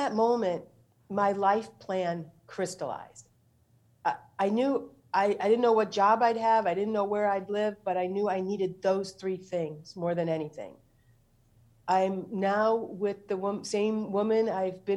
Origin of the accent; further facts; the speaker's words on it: St. Louis, Missouri, United States; moved away; I went home to my hometown, St. Louis.